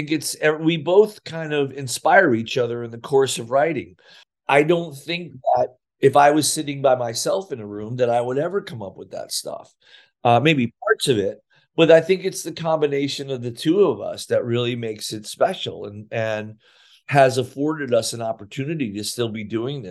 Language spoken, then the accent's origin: English; Sayreville, New Jersey, United States; I couldn't get a job in my hometown of Sayreville and or the surrounding area.